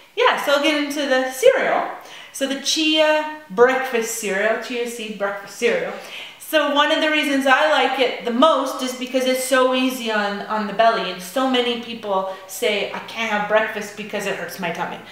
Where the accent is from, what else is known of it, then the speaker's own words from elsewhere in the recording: Piccadilly, New Brunswick, Canada; I'm from Piccadilly